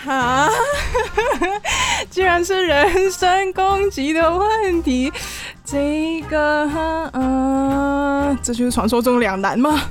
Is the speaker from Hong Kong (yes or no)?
yes; Hong Kong; 作为香港人